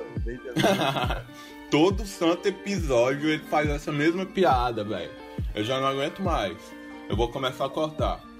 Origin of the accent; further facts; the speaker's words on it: Xinguara, Pará, Brazil; a gente é de uma cidade do interior do Pará que é a capital do boi